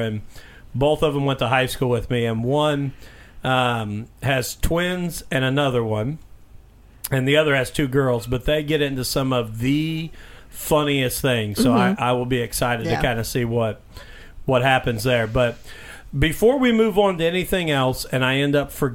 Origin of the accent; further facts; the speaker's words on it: Mitchell, Indiana, United States; my hometown